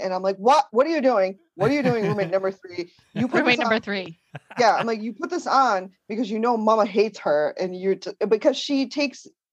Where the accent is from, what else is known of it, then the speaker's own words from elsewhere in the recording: Danbury, Connecticut, United States; moved away; I grew up in Danbury, Connecticut